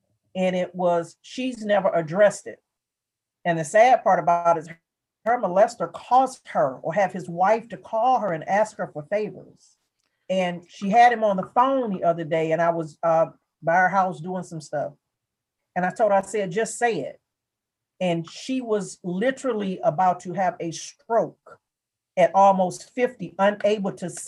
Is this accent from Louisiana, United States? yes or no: yes; Hammond, Louisiana, United States; I was raised in Louisiana.